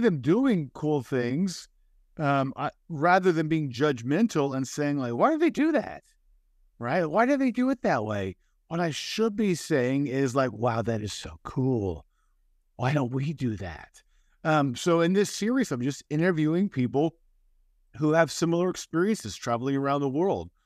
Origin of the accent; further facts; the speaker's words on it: United States; my home country, the United States